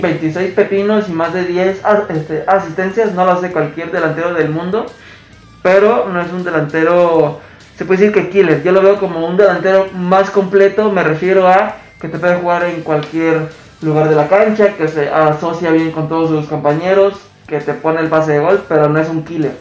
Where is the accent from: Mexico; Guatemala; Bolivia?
Mexico